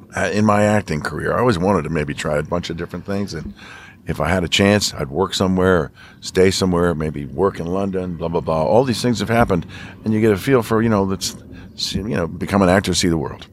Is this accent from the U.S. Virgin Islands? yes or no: yes; U.S. Virgin Islands; moved away; I was born in Saint Thomas